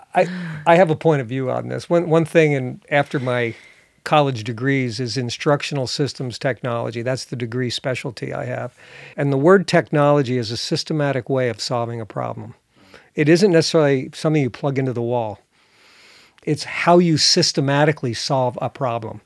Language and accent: English; New Jersey, United States; now in northern Michigan, United States; I grew up in New Jersey